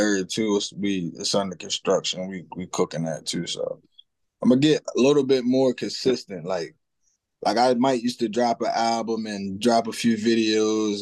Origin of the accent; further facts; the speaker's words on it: Cambridge, Maryland, United States; I come from Cambridge, Maryland.